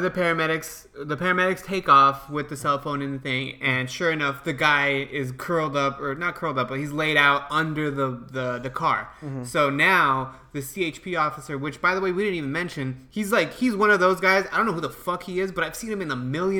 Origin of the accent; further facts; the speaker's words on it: United States; they know that I'm American, so they're going to make an example out of me.